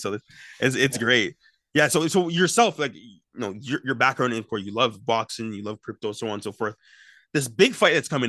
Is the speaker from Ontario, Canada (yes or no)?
yes; Brampton, Ontario, Canada; I had an exceptional time coming from Brampton. I grew up pretty much in Brampton.